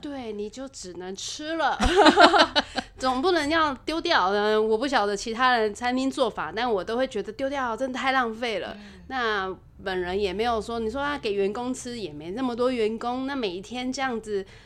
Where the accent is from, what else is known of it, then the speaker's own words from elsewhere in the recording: Taipei, Taiwan; moved away as an adult; now in Keelung, Taiwan; 我不太算是土生土长的机容人，但是因为念书的关系，我住在基隆十几年，啊，中间也有回去，啊，我父母还住在台北，其实我是台北人啦